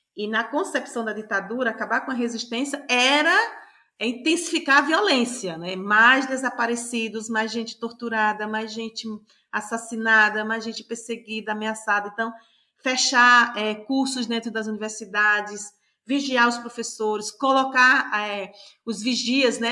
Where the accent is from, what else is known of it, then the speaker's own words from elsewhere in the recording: Paraíba, Brazil; eu nasci na Paraíba